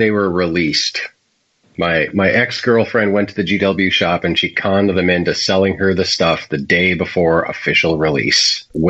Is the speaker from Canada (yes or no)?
yes; Canada; As a Canadian